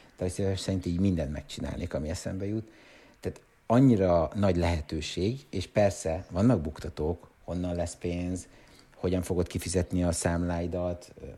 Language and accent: Hungarian; Hungary